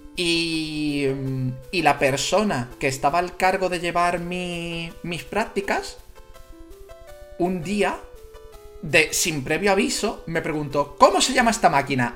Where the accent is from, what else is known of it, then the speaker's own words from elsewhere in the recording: Jerez de la Frontera, Andalusia, Spain; soy gaditano, soy de Jerez de la Frontera